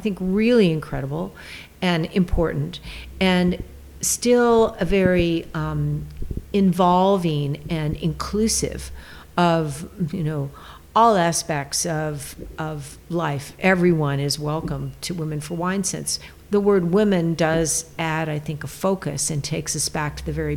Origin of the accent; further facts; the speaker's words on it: California, United States; also born or lived in Maine / New York; I'm a Californian, born and raised